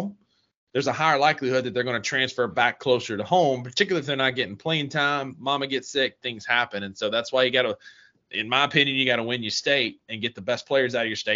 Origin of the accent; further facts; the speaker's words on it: Mississippi, United States; we're from Mississippi